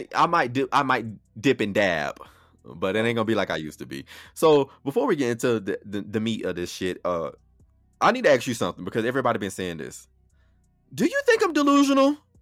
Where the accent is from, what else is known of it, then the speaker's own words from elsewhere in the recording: Florida, United States; now in Atlanta, United States; I was born and raised in Florida